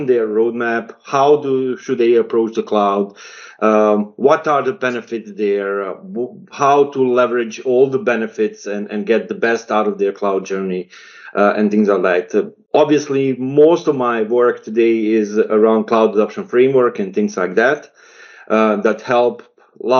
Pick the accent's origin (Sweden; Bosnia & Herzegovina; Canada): Bosnia & Herzegovina; I come from Bosnia and Herzegovina